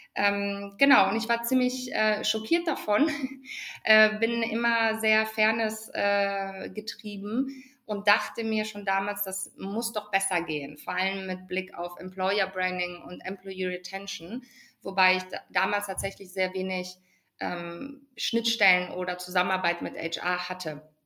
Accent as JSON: {"language": "German", "area": "Ruhr area", "region": "North Rhine-Westphalia", "country": "Germany", "tie": "born or raised there", "said": "ich komme gebürtig aus dem Ruhrgebiet."}